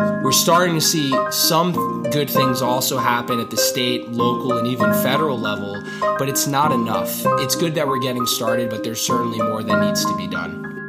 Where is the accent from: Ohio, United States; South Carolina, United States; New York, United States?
New York, United States; growing up in New York, you see some of the opportunities that are afforded to some people who are born in some zip codes